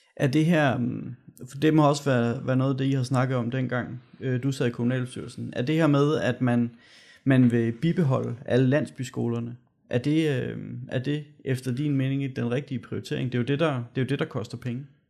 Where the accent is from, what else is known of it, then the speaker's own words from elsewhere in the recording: Gørlev, Zealand, Denmark; nu er jeg jo fra Gørlev